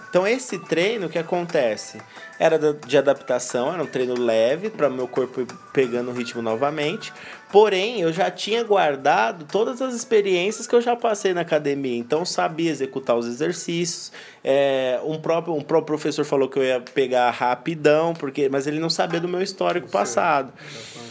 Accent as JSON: {"language": "Portuguese", "region": "São Paulo", "country": "Brazil", "said": "nós somos paulistas, estamos em São Paulo"}